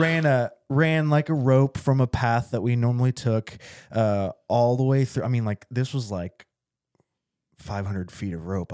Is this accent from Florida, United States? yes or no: no; Little Rock, Arkansas, United States; also born or lived in Bryant, Arkansas; I grew up in Little Rock